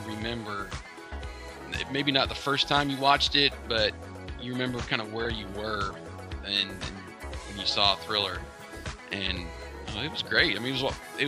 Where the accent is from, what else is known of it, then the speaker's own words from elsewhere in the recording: Central Pennsylvania, United States; moved away; I'm originally from Central Pennsylvania